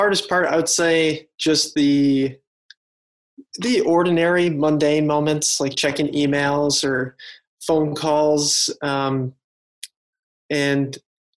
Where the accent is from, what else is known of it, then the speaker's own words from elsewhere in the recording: Chicago, Illinois, United States; Grew up in the Chicago area all of my life